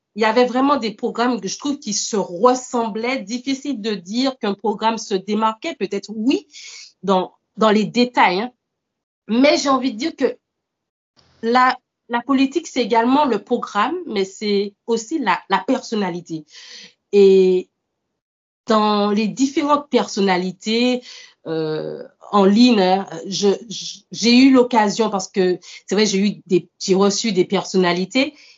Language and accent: French; Martinique; moved away as an adult; also born or lived in mainland France; now in France; je suis originaire de, la Martinique. Ça fait cinq ans que je vis actuellement en France hexagonale